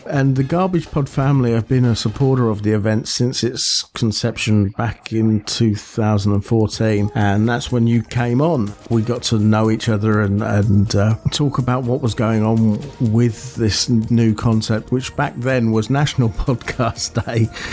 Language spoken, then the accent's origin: English; Buckinghamshire, South East England, United Kingdom; moved away; back in my hometown, they organised one. They have done for the last two or three years and it's called Big Bang in Bucks because it's in Buckinghamshire